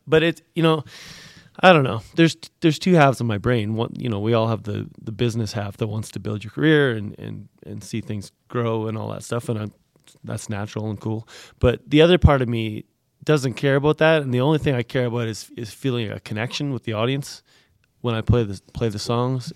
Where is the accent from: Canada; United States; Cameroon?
Canada